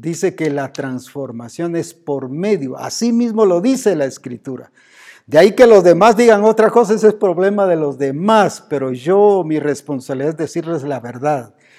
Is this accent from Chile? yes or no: no; Guatemala; Como decimos aquí en Guatemala